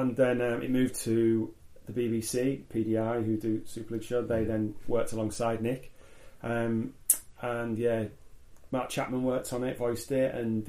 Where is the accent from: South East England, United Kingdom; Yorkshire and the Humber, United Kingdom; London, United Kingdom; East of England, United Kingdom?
Yorkshire and the Humber, United Kingdom; Hull; I'm from Hull